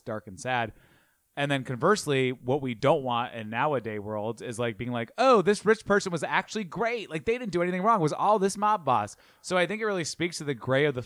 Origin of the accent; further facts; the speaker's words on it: New York, United States; as a New Yorker